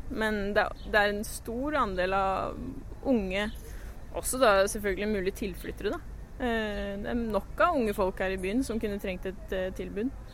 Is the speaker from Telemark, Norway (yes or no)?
no; Lillehammer, Innlandet, Norway; moved away as an adult; also born or lived in Aarhus, Denmark; byen, hjembyen min